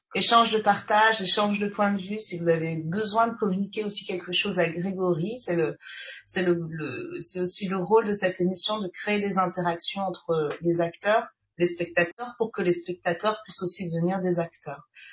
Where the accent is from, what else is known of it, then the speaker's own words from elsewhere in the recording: French Guiana; Guyane, d'ailleurs ma, ma terre natale